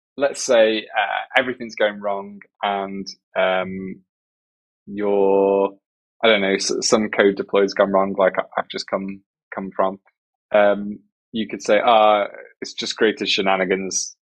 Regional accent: England, United Kingdom; accent: British English; first language English; I'm English from United Kingdom, so it's British English

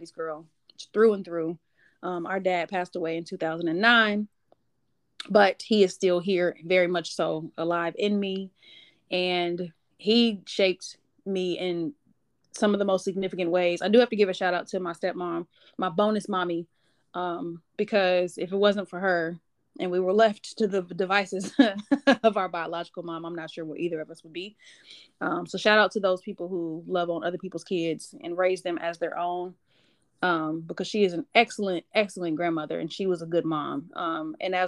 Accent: Wichita, Kansas, United States; moved away as an adult; now in Atlanta, United States; growing up in Wichita

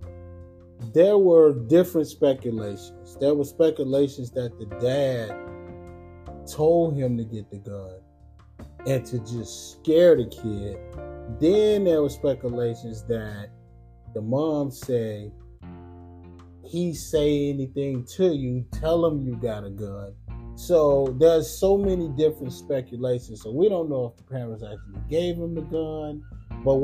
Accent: New Orleans, Louisiana, United States; we are from New Orleans

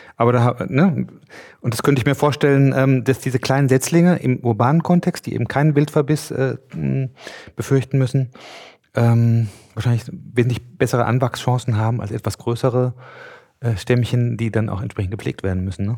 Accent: Mecklenburg-Vorpommern, Germany; bei uns in Mecklenburg

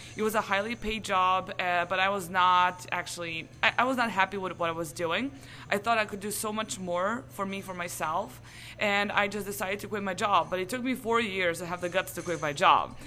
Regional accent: Serbia; I come from Serbia

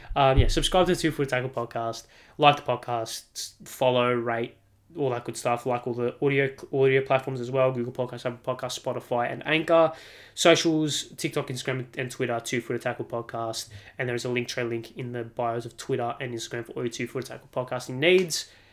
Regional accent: Australia; as an Australian

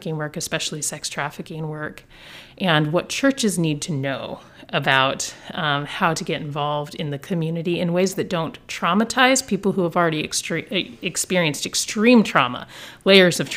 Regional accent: Olympia, Washington, United States; also born or lived in Bellingham, Washington / Salem, Oregon; I was born and raised in the Pacific Northwest, Greater Olympia area

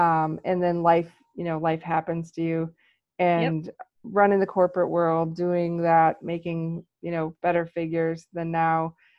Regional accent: United States; And I am American.

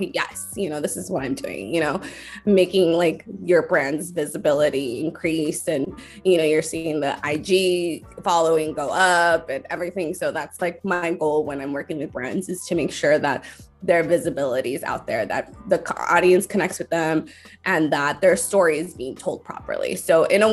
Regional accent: Los Angeles, California, United States; I was born and raised in Los Angeles.

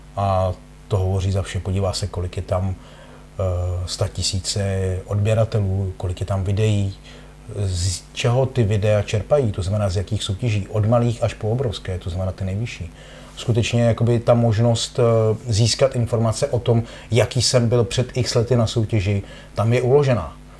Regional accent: Czechia; byl jsem tuctový závodník z České republiky

